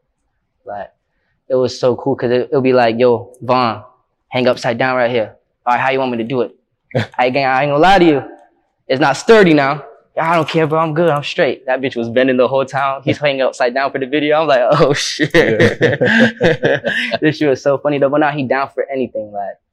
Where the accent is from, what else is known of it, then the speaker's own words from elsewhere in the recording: St. Petersburg, Florida, United States; I'm from St. Pete and I started in St. Pete